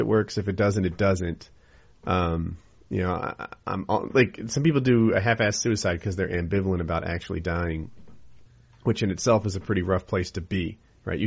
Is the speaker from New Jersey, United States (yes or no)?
yes; New Jersey, United States; moved away; New Jersey, my home state